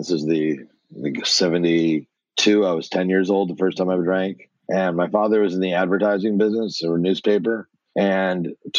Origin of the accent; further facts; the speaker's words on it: United States; I'm from what we call the tri-state area, New Jersey, New York, and Connecticut. So okay. nine schools, 12 years, three different states.